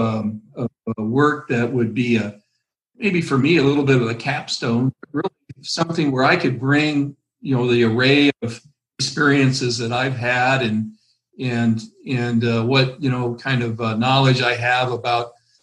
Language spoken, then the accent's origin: English; Illinois, United States; moved away as an adult; now in Minnesota, United States; I'm from Illinois. I grew up in Illinois on a small farm there.